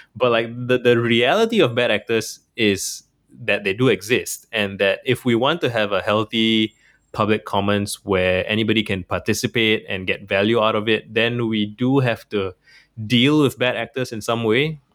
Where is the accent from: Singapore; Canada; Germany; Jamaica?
Singapore; I'm from Singapore